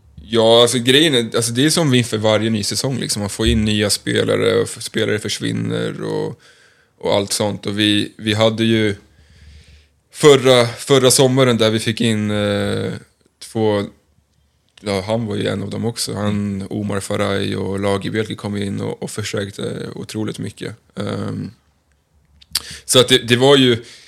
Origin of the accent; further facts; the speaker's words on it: Stockholm, Stockholm County, Sweden; moved away; jag är från Stockholm, eh, har tillbringat mycket tid i AIK i mina yngre dagar